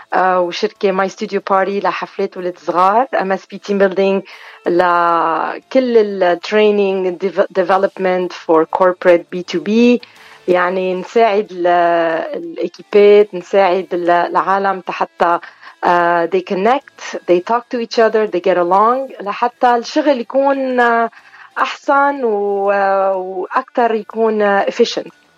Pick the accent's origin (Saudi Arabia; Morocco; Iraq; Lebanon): Lebanon; Beirut, Beirut Governorate; now in Montreal, Canada; اوريجينالمون من الاشرفيه من بيروت